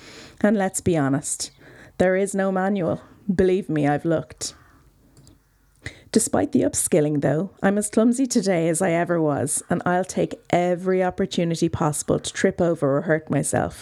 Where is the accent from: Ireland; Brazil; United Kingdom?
Ireland; Dublin, Leinster; also born or lived in South County Wicklow, Ireland; now in County Wicklow, Ireland; I'm originally from Dublin